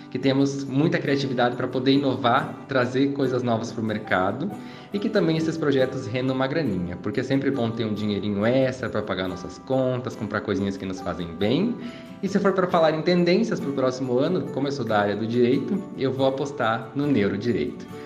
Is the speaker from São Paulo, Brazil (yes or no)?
yes; São Paulo, Brazil; eu sou de São Paulo.